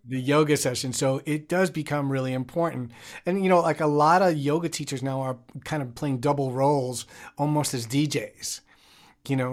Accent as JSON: {"language": "English", "region": "New York", "country": "United States", "tie": "born or raised there", "said": "I grew up in New York, and in the Bronx"}